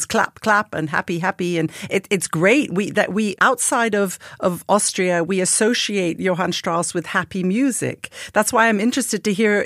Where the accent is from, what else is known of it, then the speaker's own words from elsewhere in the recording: United Kingdom; as a British French horn player